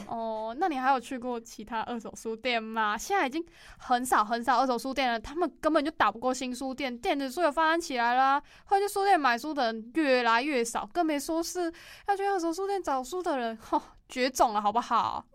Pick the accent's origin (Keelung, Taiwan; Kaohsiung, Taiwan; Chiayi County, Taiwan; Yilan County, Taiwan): Chiayi County, Taiwan; 嘉义县是那个台湾老年化最严重的城市啊，然后我又是那里出生的